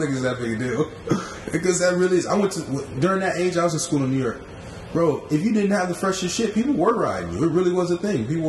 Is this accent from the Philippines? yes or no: yes; Philippines; I'm from the Philippines, y'all.